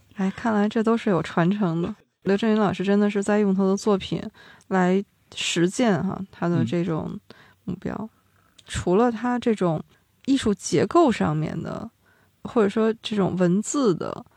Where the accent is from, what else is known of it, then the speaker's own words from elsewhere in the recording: Northeast China, China; 我们东北人的幽默也是这么来的